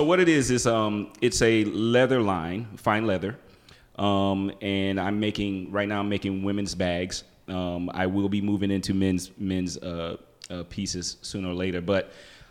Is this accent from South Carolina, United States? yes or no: yes; South Carolina, United States; moved away as an adult; South Carolina homegrown, South Carolina State University. Kappa Kappa Psi, band frat. Not a Greek, but hey, we got our ass kicked just as much. So I'm from South Carolina